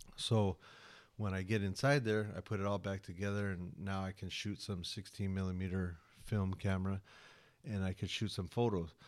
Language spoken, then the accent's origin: English; United States; I'm American